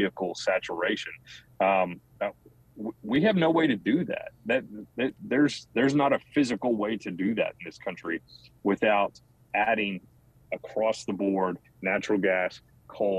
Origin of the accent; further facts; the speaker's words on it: Houston, Texas, United States; Where I come from Houston